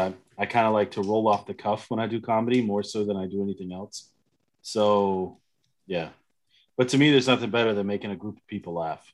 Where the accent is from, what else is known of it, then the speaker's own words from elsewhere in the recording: United States; now in Germany; I'm an American in Germany